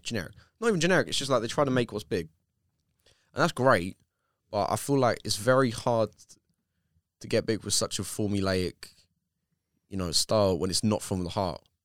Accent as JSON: {"language": "English", "area": "Bexleyheath", "region": "London", "country": "United Kingdom", "said": "I come from Beck's Eve"}